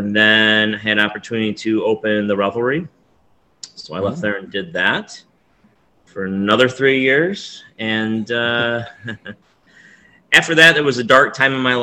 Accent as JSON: {"language": "English", "town": "Clifton Springs", "region": "New York", "country": "United States", "tie": "born or raised there", "said": "I grew up in Clifton Springs."}